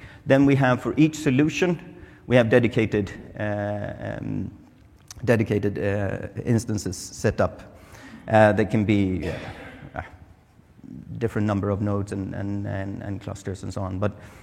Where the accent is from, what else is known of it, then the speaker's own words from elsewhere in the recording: Sweden; moved away; I'm from Sweden, it's really cold, it's wet and it's dark.